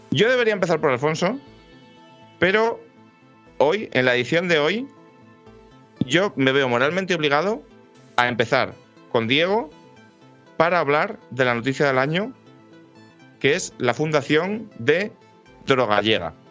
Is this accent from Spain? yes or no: yes; Madrid, Community of Madrid, Spain; Porque yo soy madrileño, tío.